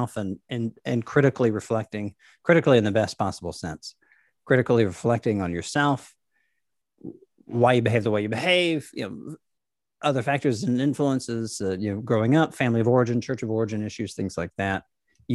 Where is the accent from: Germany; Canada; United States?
United States; Nashville, Tennessee; I grew up in Nashville